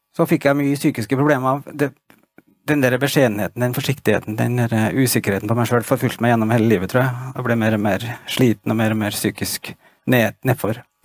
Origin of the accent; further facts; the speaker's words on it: Stjørdal, Trøndelag, Norway; Jeg vokste opp i Trondheim da jeg var liten gutt